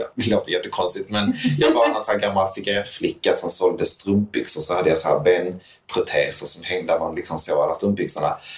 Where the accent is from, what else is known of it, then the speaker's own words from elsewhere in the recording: Höllviken, Skåne, Sweden; also born or lived in Malmö; Jag är uppvuxen i Höllviken, ett väldigt skyddat, liksom, nästan lite lite förskyddat